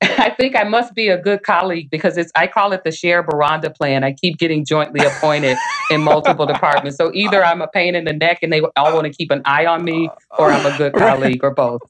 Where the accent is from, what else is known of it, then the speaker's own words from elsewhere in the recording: Little Rock, Arkansas, United States; now in Michigan, United States; I grew up in Little Rock, Arkansas